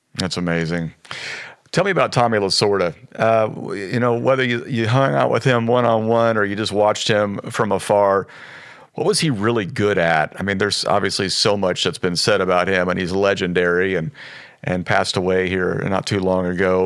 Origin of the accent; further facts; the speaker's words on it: Midwest, United States; now in Los Angeles, United States; even as a kid growing up in the Midwest